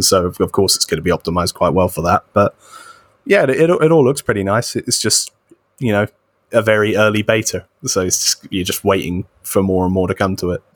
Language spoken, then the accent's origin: English; United Kingdom; As a British person